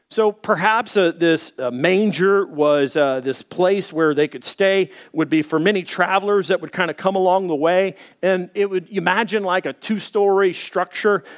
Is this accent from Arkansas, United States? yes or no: yes; Little Rock, Arkansas, United States; moved away; also born or lived in Dallas; I was born in Dallas. I grew up in Little Rock.